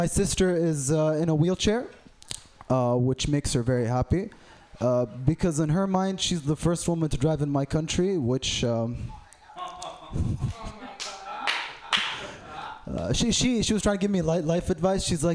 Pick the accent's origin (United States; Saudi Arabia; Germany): Saudi Arabia; I'm from Saudi Arabia.